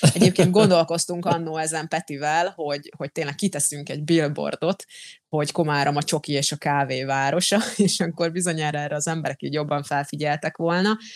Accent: Slovakia; first language Hungarian; én felvidéki magyar vagyok

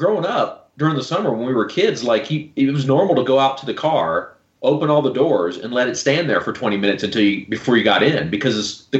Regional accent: South Florida, United States; now in Utah, United States; I'm originally from South Florida.

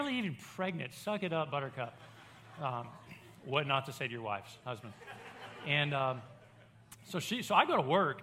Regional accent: Baton Rouge, Louisiana, United States; moved away as an adult; now in Hot Springs, United States; I grew up in Baton Rouge, a college town.

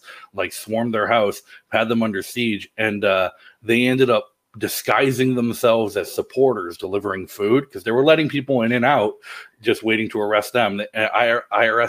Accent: North Attleboro, Massachusetts, United States; also born or lived in Cape Cod, Massachusetts / Natick, Massachusetts; I grew up in North Attleboro and the Cape, splitting time when I went to college down on the Cape

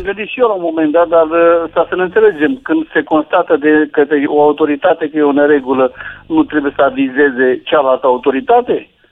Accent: Buzău, Buzău County, Romania; now in Bucharest, Romania; sunt din Buzău și mănânc covrigi de la domnul Ciolacu

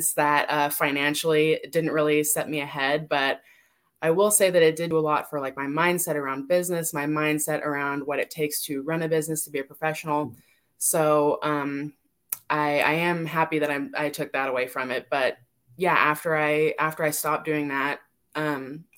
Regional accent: California, United States; now in Las Vegas, United States; I'm originally from California, but I'm in Las Vegas.

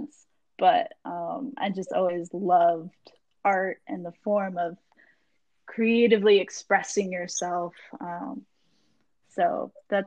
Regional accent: Jacksonville, Florida, United States; also born or lived in London, Ontario, Canada; I grew up in Jacksonville, Florida since I was 2 years old. I was actually born in London, Ontario, Canada

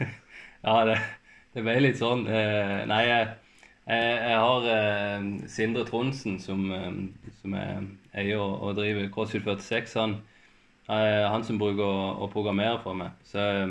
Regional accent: Farsund, Agder, Norway; moved away as an adult; now in Kristiansand, Norway; jeg er egentlig fra, jeg er fra Spinn, så jeg er fra langt oppi, oppi skauen

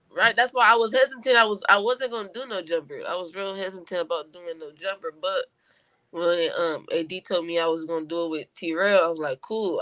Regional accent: Compton, California, United States; growing up in Compton

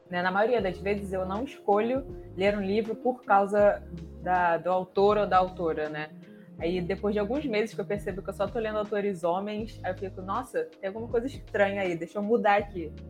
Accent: Rio de Janeiro, Brazil; eu sou do Rio de Janeiro, carioca, Nasci e criada. Estou saí para conhecer, nunca mudei.

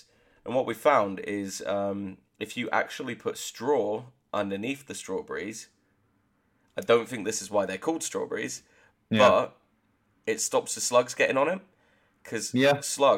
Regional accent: West Country, South West England, United Kingdom; I'm from the West Country

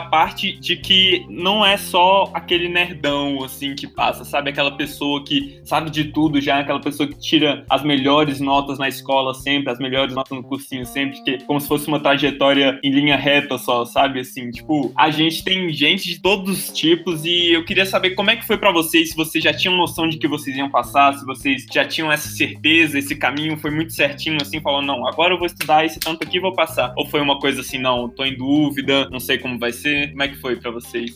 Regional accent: Brasília, Federal District, Brazil; moved away as an adult; also born or lived in Maceió; now in Salvador, Brazil; eu vim de Brasília, fiz toda a minha vida escolar, vivi toda a minha vida em Brasília

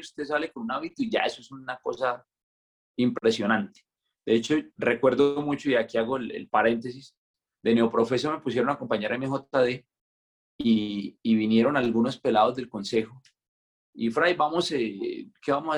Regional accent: Pinchote, Santander, Colombia; also born or lived in Bucaramanga; soy de un pueblito que se llama Pinchote Santander

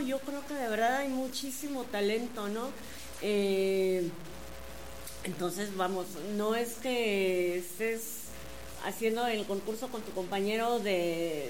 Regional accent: Querétaro, Mexico; Somos dos queretanos

